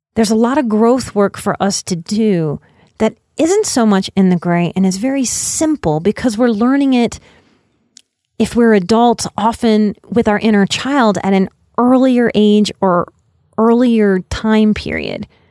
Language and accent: English; Louisiana, United States; I'm from Louisiana